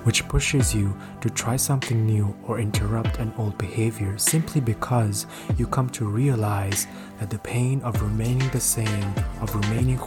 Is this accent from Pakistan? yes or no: yes; Pakistan; I am from Pakistan.